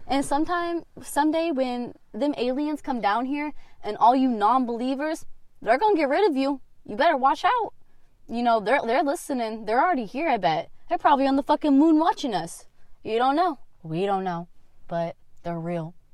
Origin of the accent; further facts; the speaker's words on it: Kansas, United States; also born or lived in Florida / Colorado; Okay, so I was born in Florida. I've been to Illinois, moved to Kansas when I was four. I moved to Colorado when I was eight